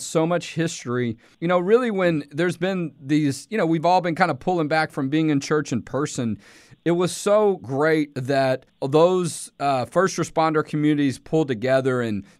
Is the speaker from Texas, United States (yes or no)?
yes; Houston, Texas, United States; I grew up in Houston